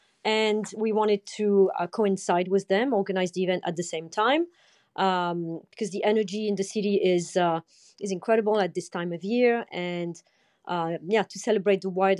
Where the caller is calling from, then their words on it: London, United Kingdom; From gray and rainy London.